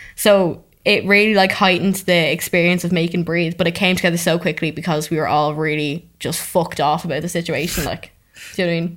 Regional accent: Dublin, Leinster, Ireland; I'm from Dublin, um, and I work in Dublin

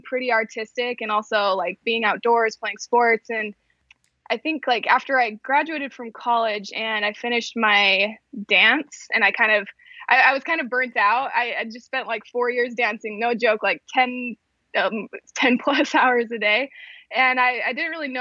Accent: West Mountain, Utah, United States; also born or lived in Arizona; So originally I'm from Utah, so grew up in Utah.

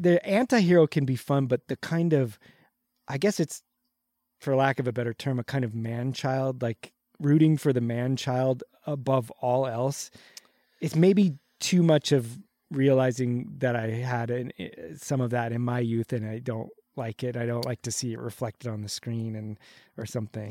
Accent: Whittier, California, United States; I'm from Whittier, California, like the most just boring middle class.

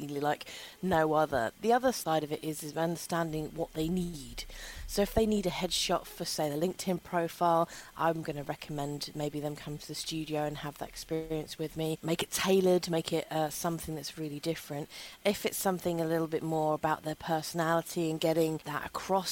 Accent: London, United Kingdom; I grew up in London.

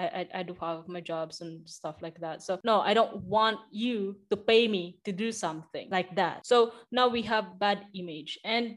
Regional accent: Philippines; because, well, I'm Asian, I'm Filipino

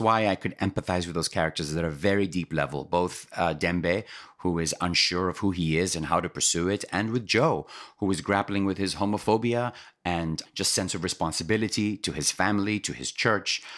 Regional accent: Kenya; moved away as an adult; now in United States; I'm Kenyan born and raised

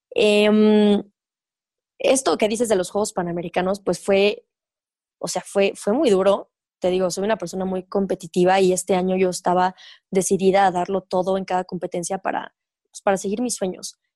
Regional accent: Mexico; soy mexicana, pues nací aquí, viví 23 años de mi vida aquí

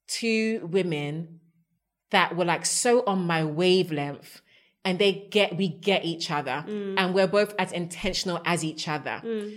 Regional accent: Ghana; I'm even a Ghanaian.

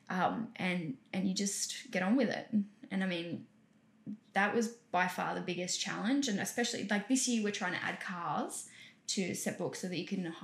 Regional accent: South Africa; South Africa.

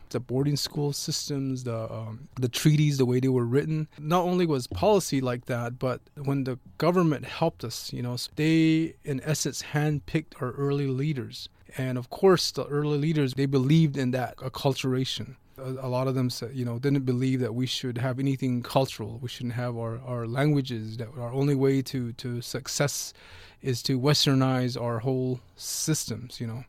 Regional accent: Big Mountain, Navajo land, Arizona, United States; I was raised by my great-grandparents, um, in the, our real traditional way. The place is called Big Mountain.

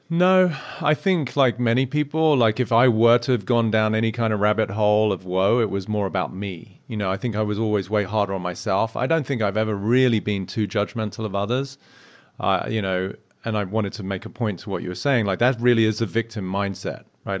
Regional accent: United Kingdom; I'm British

